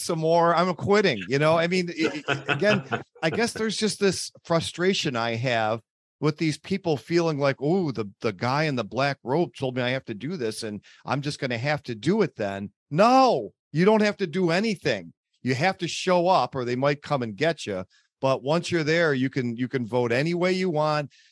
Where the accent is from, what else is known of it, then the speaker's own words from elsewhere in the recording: Buffalo, New York, United States; from Buffalo, New York, my hometown